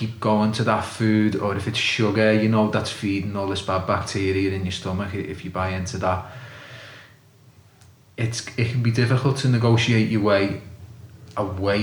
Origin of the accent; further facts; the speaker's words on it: Liverpool, North West England, United Kingdom; I'm from Liverpool